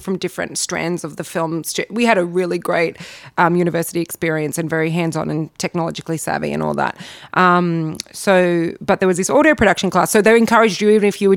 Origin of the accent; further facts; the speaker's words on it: Parramatta, New South Wales, Australia; I'm from Parramatta